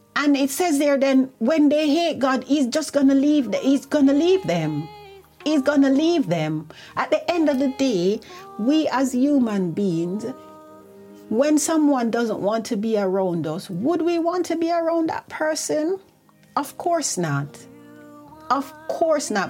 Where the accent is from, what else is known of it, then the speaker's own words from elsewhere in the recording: Jamaica; now in United Kingdom; I remember when I was growing up in Jamaica, we had devotion every morning.